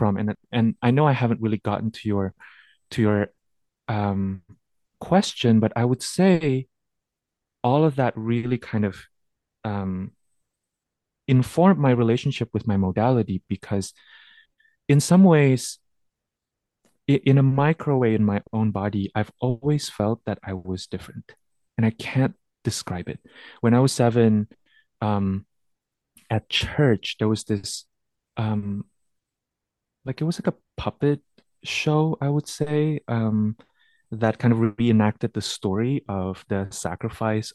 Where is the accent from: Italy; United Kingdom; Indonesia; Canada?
Indonesia; Jakarta; I grew up in Jakarta, Indonesia